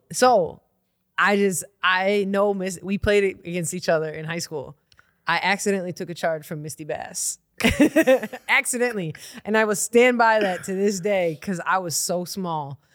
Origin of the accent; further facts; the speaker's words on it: Milwaukee, Wisconsin, United States; I grew up here in Milwaukee. I'm a Milwaukee kid.